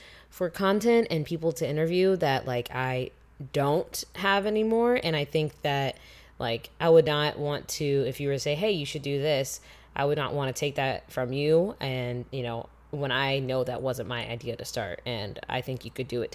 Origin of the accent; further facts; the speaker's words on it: United States; I am American